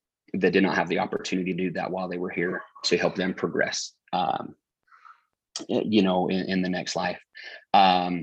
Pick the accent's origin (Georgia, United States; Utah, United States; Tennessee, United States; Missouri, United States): Utah, United States; growing up in Utah, it's church is a little different